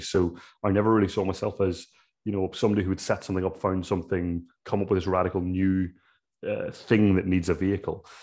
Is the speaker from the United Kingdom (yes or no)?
no; Ireland; as an Irishman